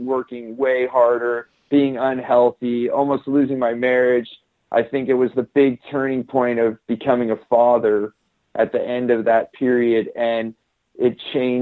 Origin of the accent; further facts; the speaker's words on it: Silicon Valley, California, United States; I grew up in Silicon Valley in California